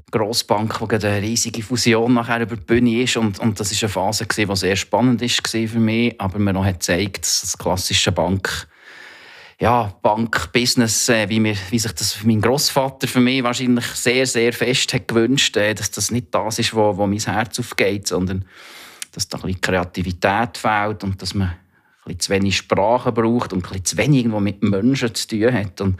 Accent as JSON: {"language": "German", "town": "Thun", "region": "Bern", "country": "Switzerland", "accent": "half Bernese, half Zurich dialect", "said": "46, bin äh, ursprünglich aus Thun, wie man ähm, unschwer kann erkennen kann, mittlerweile komischen, halb Berner, halb Zürich Dialekt."}